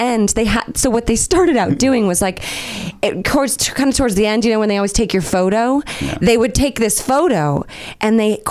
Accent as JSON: {"language": "English", "region": "Northern California", "country": "United States", "tie": "born or raised there", "lives_now": "Los Angeles, United States", "said": "I grew up in Northern California."}